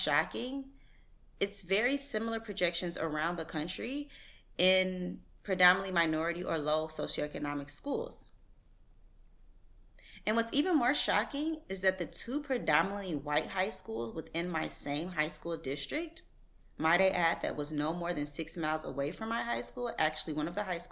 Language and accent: English; Chicago, Illinois, United States; I am from the Chicagoland area, and I am the youngest of four children